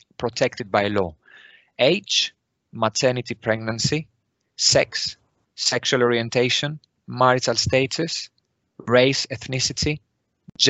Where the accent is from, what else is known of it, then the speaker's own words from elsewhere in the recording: Greece; moved away as an adult; now in United Kingdom; I was born in Greece, where I qualified as a nurse